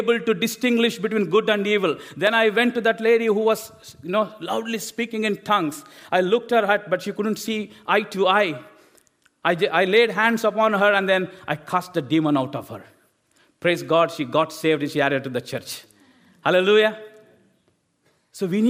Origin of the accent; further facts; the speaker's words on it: India; English is a second language; moved away as an adult; I've studied in my own language from India